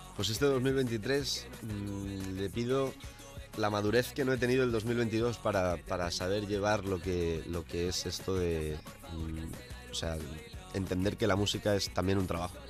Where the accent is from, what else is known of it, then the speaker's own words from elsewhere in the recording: El Puig, Valencian Community, Spain; moved away; donde me crié, eh, en Valencia